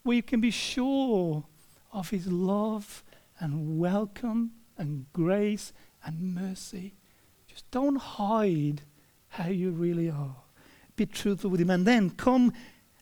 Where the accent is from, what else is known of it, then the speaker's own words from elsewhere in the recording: Australia; we as Australian people